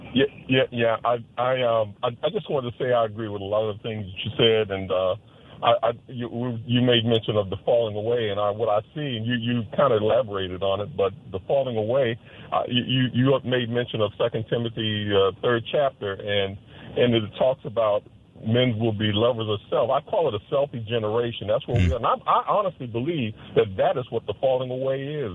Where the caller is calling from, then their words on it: Jacksonville, Florida, United States; I'm calling from Jacksonville, Florida